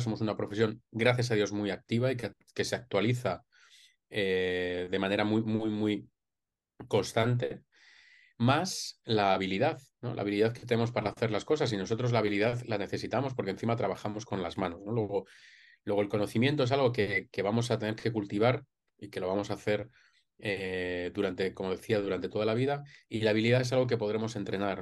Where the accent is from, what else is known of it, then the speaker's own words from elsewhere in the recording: Madrid, Community of Madrid, Spain; yo soy de Madrid y estudié aquí odontología hace ya casi 20 años